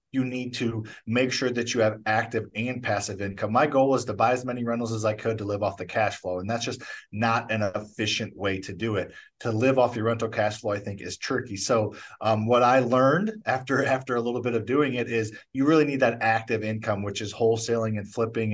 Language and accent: English; St. Louis, Missouri, United States; I grew up in Missouri